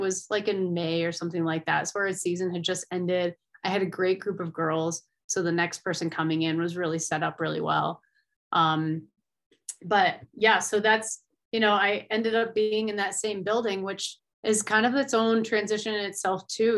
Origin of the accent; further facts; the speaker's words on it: Finger Lakes region, New York, United States; moved away as an adult; now in Colorado, United States; I grew up in the Finger Lake region, so I was a big water skier